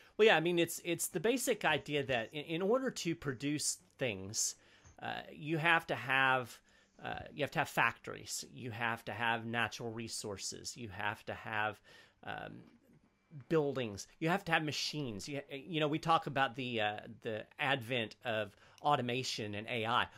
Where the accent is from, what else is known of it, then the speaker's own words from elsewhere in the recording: United States; as an American